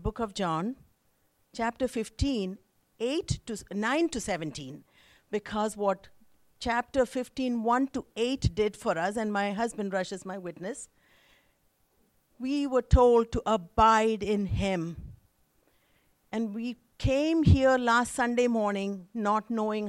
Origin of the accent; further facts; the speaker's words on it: India; moved away; I was born and raised in India